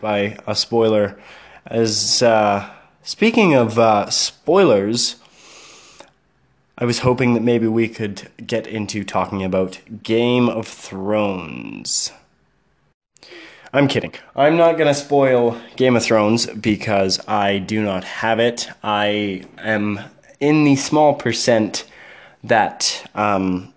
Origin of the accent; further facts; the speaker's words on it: Canada; I am Canadian